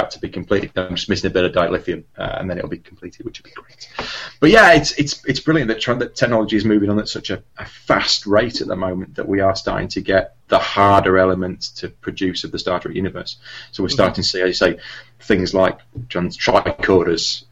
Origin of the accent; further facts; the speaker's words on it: England, United Kingdom; That's me being totally English